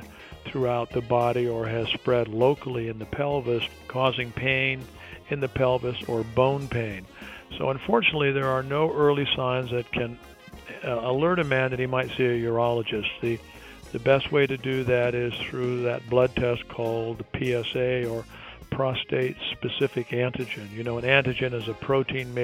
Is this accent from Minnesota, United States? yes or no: no; Detroit, Michigan, United States; moved away as an adult; also born or lived in Ireland; now in Houston, United States; I was actually born in Ireland, moved to Detroit when I was 8 years old.